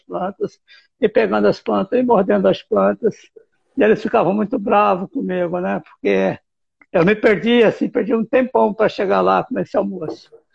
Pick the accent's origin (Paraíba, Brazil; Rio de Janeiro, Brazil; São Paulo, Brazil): São Paulo, Brazil; Presidente Prudente; Eu sou do interior de São Paulo, sou de Presidente Prudente e morava no sítio, morava no interior